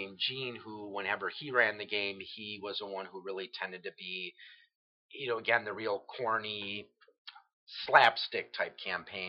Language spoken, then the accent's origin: English; New Berlin, Wisconsin, United States; I'm originally from New Berlin. Waukesha is just the next city over